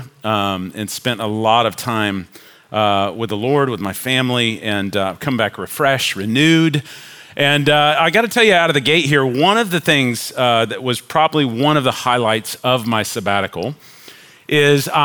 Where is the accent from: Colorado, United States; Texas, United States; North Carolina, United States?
Texas, United States; Richardson; also born or lived in Chicago / Denton / Flower Mound; I was born in Chicago, but I was raised in Richardson